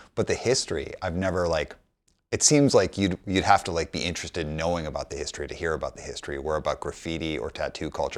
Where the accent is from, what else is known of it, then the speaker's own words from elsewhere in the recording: Calgary, Alberta, Canada; I grew up in Calgary, Alberta